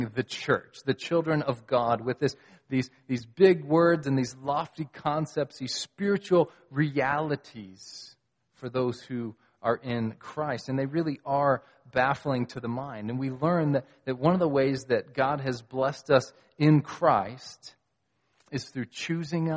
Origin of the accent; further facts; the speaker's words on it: United States; I'm an American